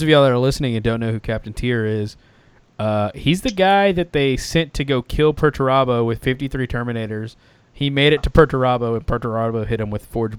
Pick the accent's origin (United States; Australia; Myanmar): Australia; In any case, because I'm from Australia, I don't want to show up with some outrageous army